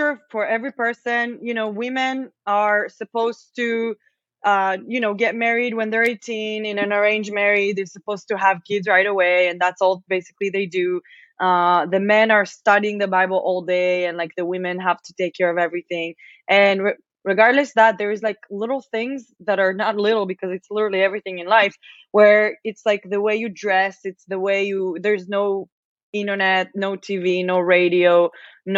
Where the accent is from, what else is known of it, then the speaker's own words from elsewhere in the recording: Israel; English is a second language; moved away as an adult; also born or lived in Las Vegas; now in Austin, United States; I'm from Israel